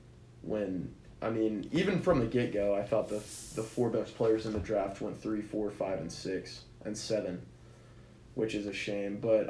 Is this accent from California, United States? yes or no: no; Kansas, United States; grew up around Kansas fans in the middle.